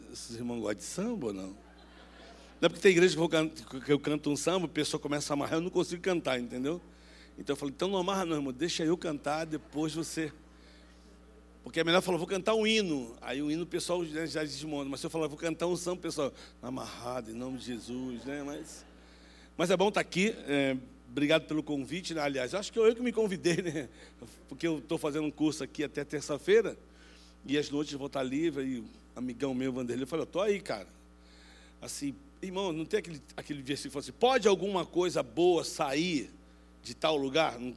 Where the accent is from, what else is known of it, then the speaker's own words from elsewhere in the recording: Rio de Janeiro, Brazil; eu sou carioca da gema, nascido e criado no Rio de Janeiro.